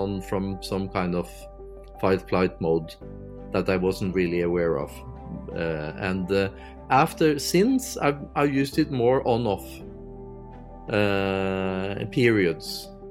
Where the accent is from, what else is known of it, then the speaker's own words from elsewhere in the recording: Norway; from Norway